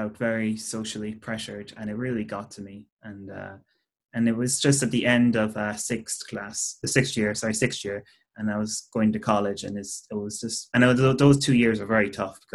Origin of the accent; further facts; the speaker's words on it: Cork, Munster, Ireland; I'm from Cork. I come from just outside Cork City